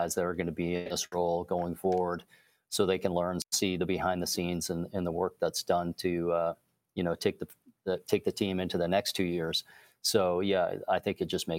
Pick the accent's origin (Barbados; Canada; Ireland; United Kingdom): Canada; being Canadian